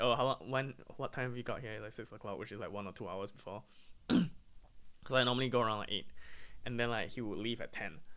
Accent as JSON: {"language": "English", "region": "Pennsylvania", "country": "United States", "tie": "born or raised there", "moved": "yes", "lives_now": "Malaysia", "said": "it reminds me of home, it reminds me of Pennsylvania"}